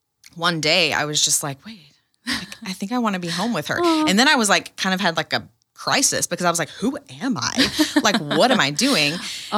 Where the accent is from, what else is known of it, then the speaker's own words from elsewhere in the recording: Texas, United States; now in Wisconsin, United States; from Texas. So I've been here 3 years.